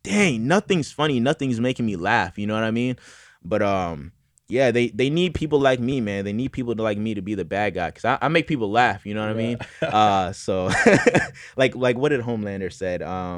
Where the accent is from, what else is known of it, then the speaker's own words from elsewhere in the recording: St. Petersburg, Florida, United States; now in Los Angeles, United States; Yeah, so I'm originally from St. Petersburg, Florida. Shout out to St. Pete.